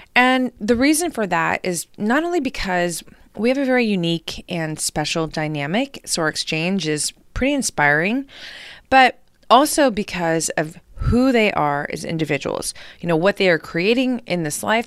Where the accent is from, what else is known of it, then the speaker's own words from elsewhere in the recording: Hawaii, United States; moved away as an adult; also born or lived in New York / Europe; I moved from Hawaii to New York.